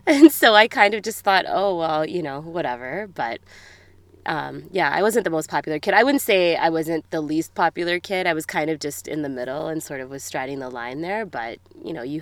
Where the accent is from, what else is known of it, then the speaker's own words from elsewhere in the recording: Edmonton, Alberta, Canada; also born or lived in Australia; I grew up in Edmonton. Yeah, born and raised here.